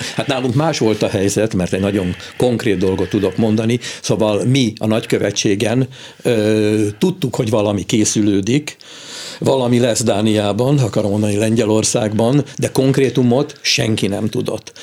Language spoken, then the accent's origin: Hungarian; Hungary; mi magyarul beszélünk, mert magyarok vagyunk